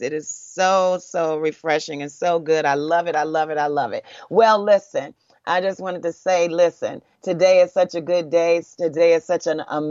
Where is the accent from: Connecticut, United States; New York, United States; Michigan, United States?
Michigan, United States; Detroit; I'm from Detroit